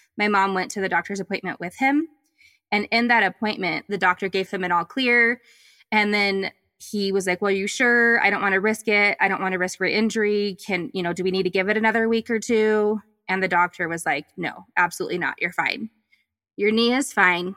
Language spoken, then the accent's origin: English; the South, United States; I was raised in the South